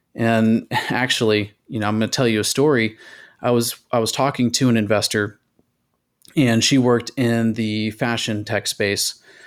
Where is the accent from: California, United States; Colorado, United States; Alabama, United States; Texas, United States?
Texas, United States; my home state, Texas